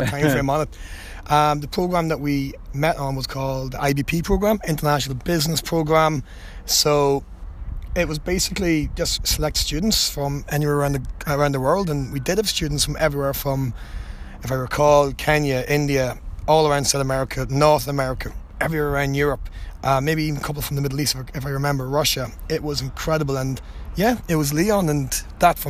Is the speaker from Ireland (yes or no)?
yes; Dundalk, County Louth, Ireland; accent: thick accent; So growing up in Dundalk was very unique